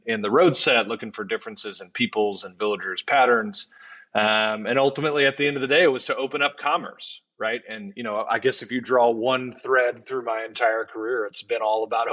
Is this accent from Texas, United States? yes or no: yes; Houston, Texas, United States; born or raised there; moved away